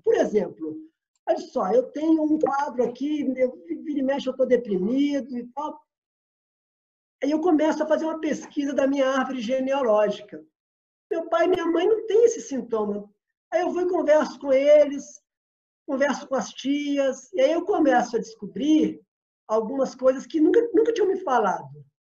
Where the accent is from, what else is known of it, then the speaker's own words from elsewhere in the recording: Belo Horizonte, Minas Gerais, Brazil; moved away as an adult; also born or lived in Rio de Janeiro; Eu saí de, de Belo Horizonte, minha terra natal, para morar no Rio um pouco